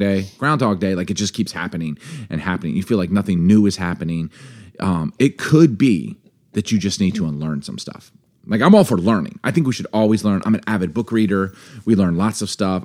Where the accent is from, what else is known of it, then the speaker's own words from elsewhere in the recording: East Coast, United States; now in Seattle, United States; I grew up in the East Coast